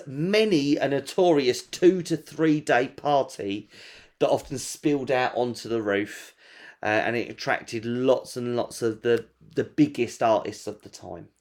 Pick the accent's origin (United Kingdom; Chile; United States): United Kingdom; England